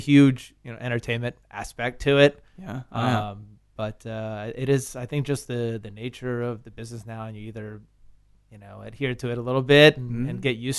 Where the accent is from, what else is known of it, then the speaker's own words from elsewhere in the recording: Richmond, Virginia, United States; I grew up in Richmond. Yeah, I moved around a lot, but I grew up there.